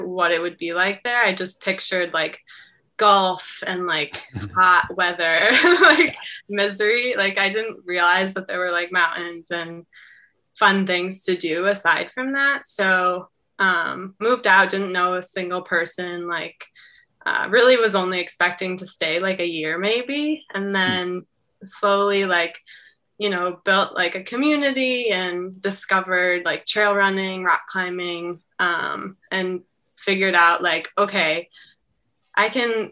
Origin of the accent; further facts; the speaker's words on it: Detroit, Michigan, United States; moved away as an adult; I grew up in Michigan, Detroit area, lived there for like 25 years.